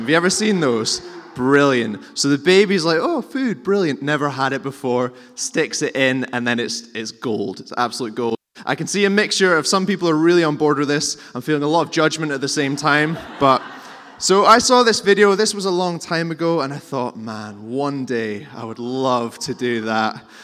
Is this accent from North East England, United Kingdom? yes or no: no; Scotland, United Kingdom; we're, we're Scottish and we're reserved